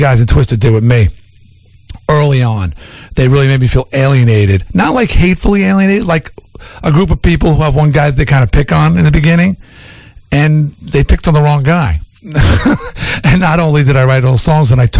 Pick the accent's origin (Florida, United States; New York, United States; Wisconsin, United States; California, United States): New York, United States; Long Island; I was from Long Island